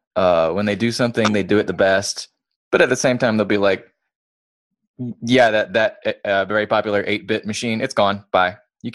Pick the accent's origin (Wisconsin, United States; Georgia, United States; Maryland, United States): Georgia, United States; Yeah, we're from Georgia. We know what you're talking about.